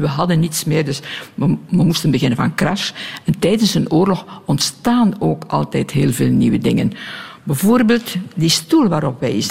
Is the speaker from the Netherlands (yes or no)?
no; Belgium